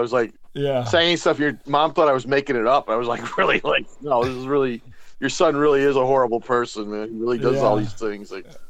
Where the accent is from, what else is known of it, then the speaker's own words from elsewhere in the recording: Aurora, Illinois, United States; I'm from the Aurora, Illinois area